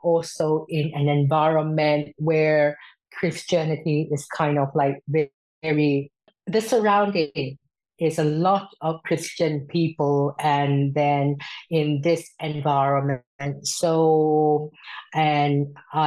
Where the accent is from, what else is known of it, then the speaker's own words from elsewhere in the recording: Myanmar; moved away as an adult; now in Sweden; I am originally from Myanmar